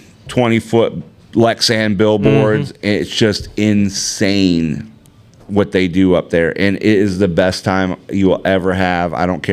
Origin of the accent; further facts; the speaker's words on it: New York, United States; moved away; also born or lived in Michigan; I'm really from Michigan, but I didn't live there very long. I was born in Michigan. Lived in New York most of my life.